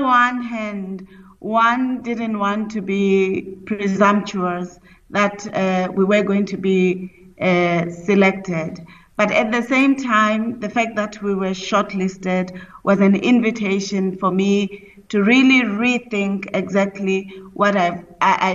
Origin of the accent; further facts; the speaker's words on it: South Africa; also born or lived in Lesotho; I'm a South African of South Africa and Lesotho descent, so my maternal family is in Lesotho